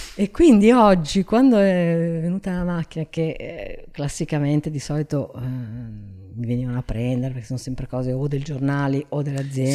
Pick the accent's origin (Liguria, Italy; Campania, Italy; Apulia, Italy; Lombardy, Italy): Liguria, Italy; Genoa; now in Milan, Italy; io sono di Genova che è una città vecchia